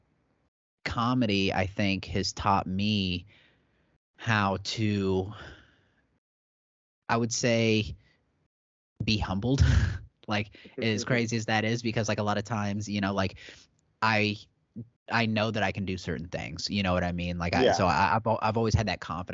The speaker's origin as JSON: {"language": "English", "town": "Wabash", "region": "Indiana", "country": "United States", "tie": "born or raised there", "moved": "yes", "said": "this is my hometown, you know, like my dad is buried on the street that I'm about to headline on"}